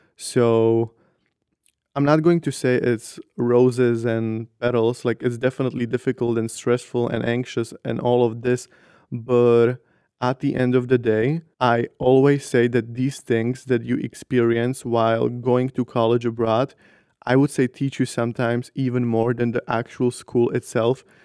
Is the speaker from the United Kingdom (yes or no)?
no; northern Slovakia, Slovakia; moved away as an adult; now in Brussels, Belgium; I come from Slovakia, from, like, a really small town in the north of Slovakia